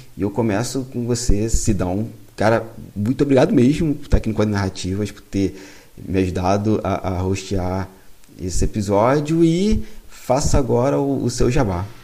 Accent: Piabetá, Rio de Janeiro, Brazil; Eu sou da Baixada Fluminense, lá em Piabetá

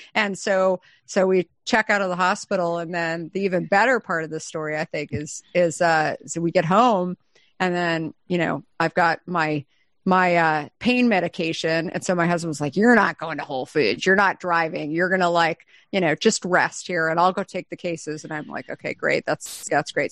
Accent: Arizona, United States; I'm from Arizona

